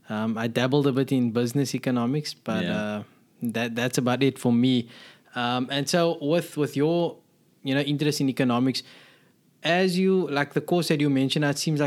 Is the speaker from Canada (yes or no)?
no; South Africa; where I grew up in South Africa, the application process was a bit more straightforward.